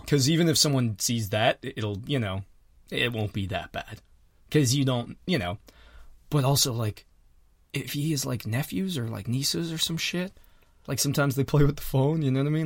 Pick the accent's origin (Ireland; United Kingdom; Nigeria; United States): Ireland; moved away; I'm from Harlem